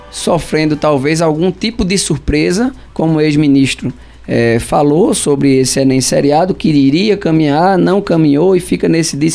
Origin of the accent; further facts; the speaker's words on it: Pombos, Pernambuco, Brazil; Sou de Pombos.